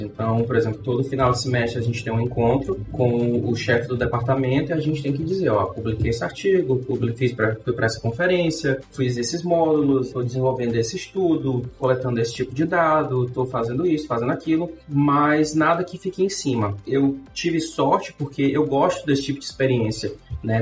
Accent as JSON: {"language": "Portuguese", "town": "Fortaleza", "region": "Ceará", "country": "Brazil", "also_born_or_lived": "England", "moved": "as an adult", "lives_now": "Kaunas, Lithuania", "said": "Sou de Fortaleza."}